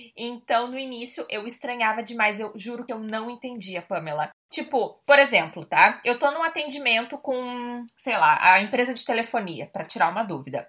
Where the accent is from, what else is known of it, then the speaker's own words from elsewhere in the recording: Rio Grande do Sul, Brazil; moved away as an adult; now in Portugal; A gente no Rio Grande do Sul sempre tinha o hábito de dar três beijos